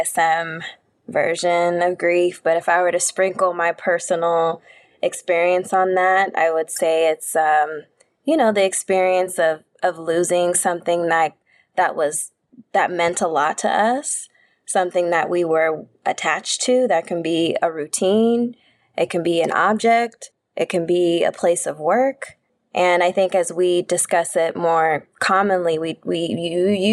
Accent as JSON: {"language": "English", "region": "Southern California", "country": "United States", "tie": "born or raised there", "said": "I'm born and raised in Southern California."}